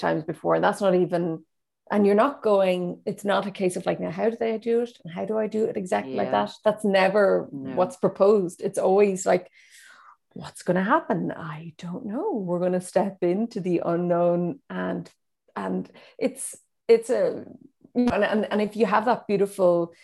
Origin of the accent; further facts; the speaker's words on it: Donegal, Ulster, Ireland; I grew up in Donegal, where there were no theatres